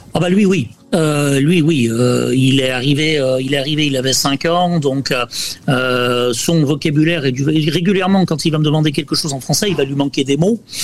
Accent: Chazelles-sur-Lyon, Auvergne-Rhône-Alpes, France; moved away as an adult; also born or lived in Guadeloupe; now in Orlando, United States; je suis né à Chazelles-sur-Lyon

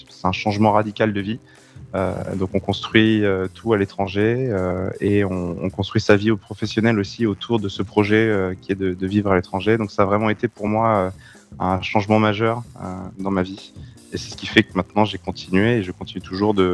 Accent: Centre-Val de Loire, France; Justement, peut-être parce que je viens du Loir-et-Cher.

